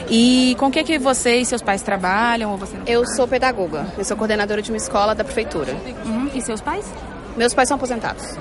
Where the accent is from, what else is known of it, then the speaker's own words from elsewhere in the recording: Itaúna, Minas Gerais, Brazil; eu sou de Itaúna.